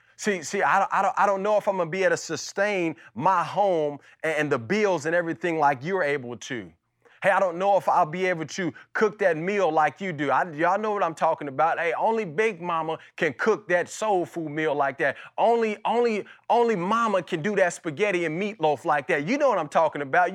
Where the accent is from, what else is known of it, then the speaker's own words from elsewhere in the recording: Las Vegas, Nevada, United States; my childhood and kinda growing up in Las Vegas.